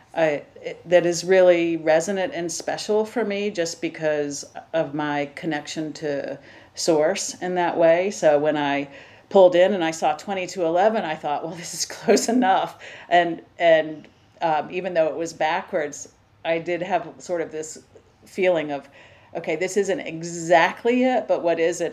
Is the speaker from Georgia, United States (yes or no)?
yes; Savannah, Georgia, United States; I'm from Savannah, Georgia